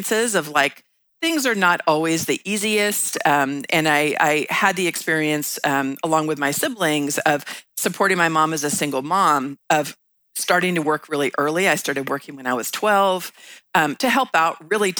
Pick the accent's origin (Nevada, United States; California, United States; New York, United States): California, United States; San Anselmo; I grew up in San Anselmo, California, which is right across the Golden Gate Bridge from San Francisco